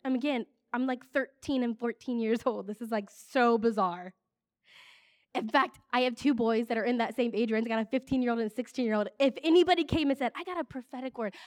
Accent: Ohio, United States; I grew up here in Ohio

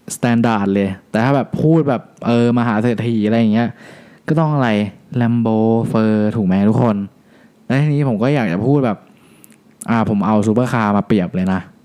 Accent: Thailand; ที่นี่คือบ้านเกิดเรา

